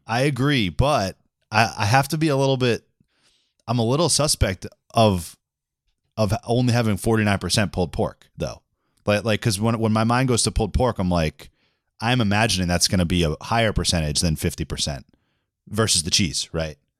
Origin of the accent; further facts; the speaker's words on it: Boston, Massachusetts, United States; I was from Boston